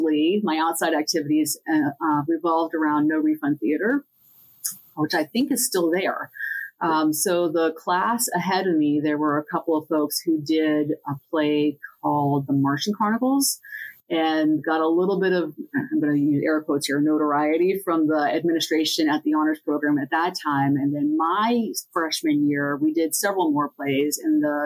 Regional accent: Centre County, Pennsylvania, United States; I grew up in Centre County

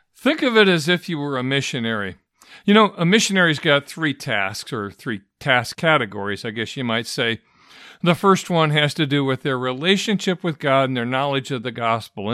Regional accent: Michigan, United States; I grew up in Michigan

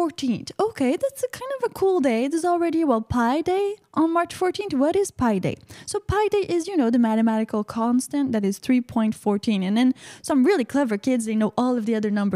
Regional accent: Canada; I live in Canada. I'm from Canada

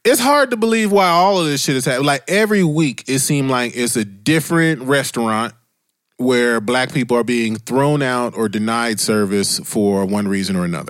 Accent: Dayton, Ohio, United States; moved away; I grew up in Dayton, Ohio

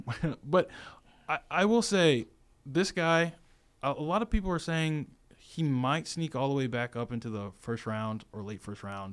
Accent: Virginia, United States; now in Tuscaloosa, United States; my hometown, Virginia

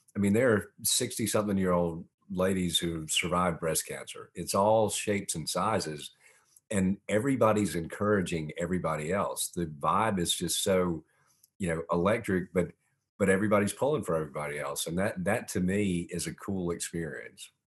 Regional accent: Augusta, Georgia, United States; also born or lived in Montreal, Canada; I was born in Montreal, Canada, moved to Augusta when I was four

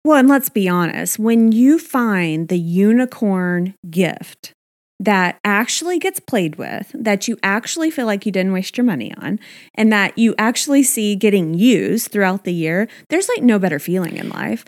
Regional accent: Texas, United States; my home state of Texas

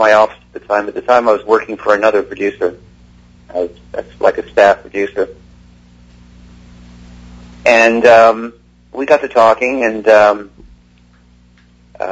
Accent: Toronto, Ontario, Canada; moved away; also born or lived in England; I grew up in Toronto, Canada. I was born in England. I grew up in Toronto, Canada

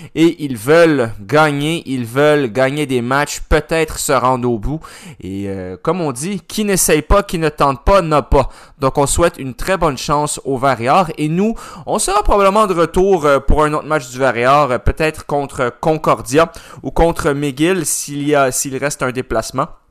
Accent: Montreal, Quebec, Canada; je suis montréalais aussi.

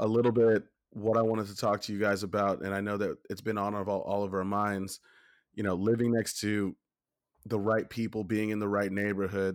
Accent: Los Angeles, California, United States; also born or lived in Inglewood / Ladera Heights / Bell Canyon; I was born and raised in Los Angeles. You know, I born in Inglewood, spent most of my childhood in Ladera Heights

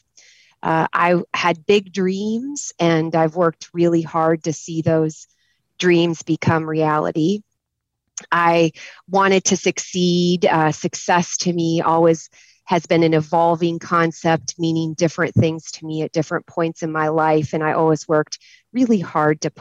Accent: Fairbank, Iowa, United States; moved away as an adult; also born or lived in South Carolina; now in Memphis, United States; I'm this kid from Fairbank, Iowa

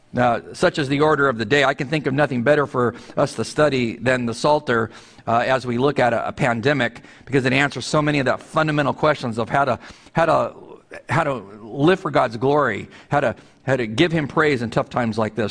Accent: California, United States; moved away; out in California, my home state

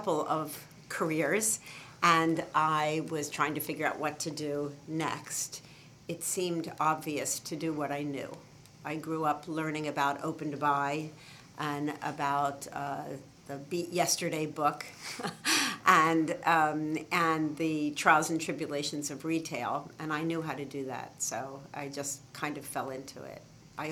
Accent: Levittown, Pennsylvania, United States; also born or lived in Philadelphia, Pennsylvania; I spent 10 years from 5 to 15 in Levittown, Pennsylvania.

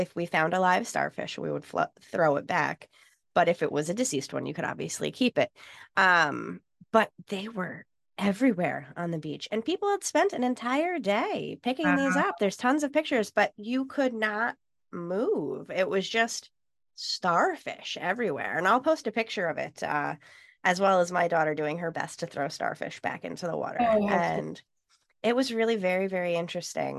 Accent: New York, United States; I grew up in New York

